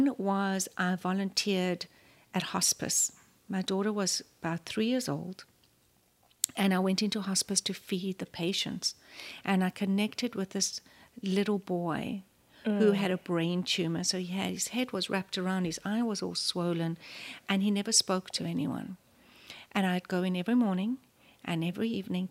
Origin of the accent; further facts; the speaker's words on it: South Africa; moved away; also born or lived in Los Angeles, United States; I am obviously South African, born and raised